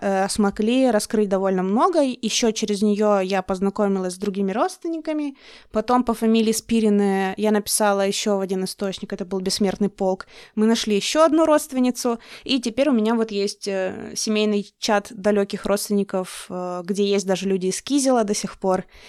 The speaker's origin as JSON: {"language": "Russian", "region": "Russian Far East", "country": "Russia", "moved": "yes", "said": "я, как человек из Дальнего Востока"}